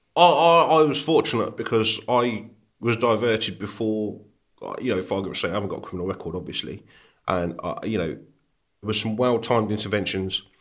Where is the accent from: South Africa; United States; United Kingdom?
United Kingdom; Birmingham, Warwickshire, West Midlands; born or raised there